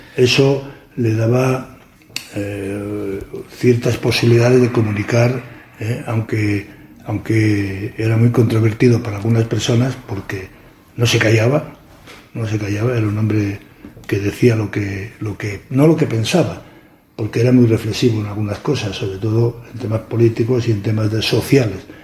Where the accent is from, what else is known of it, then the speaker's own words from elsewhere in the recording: Candás, Asturias, Spain; moved away as an adult; also born or lived in Madrid / Gijón; Yo soy de Candás